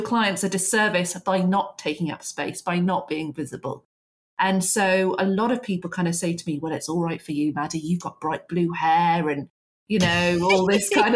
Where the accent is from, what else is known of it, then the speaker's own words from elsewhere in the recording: England, United Kingdom; particularly as English women